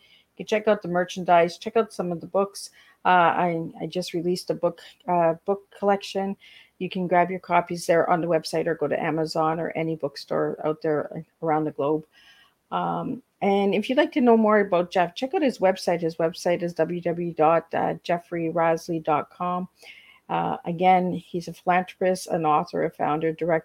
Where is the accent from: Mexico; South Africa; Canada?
Canada; Hearst, Ontario; now in Cornwall, Canada; I'm living in Cornwall now, but I'm originally from Hearst, Ontario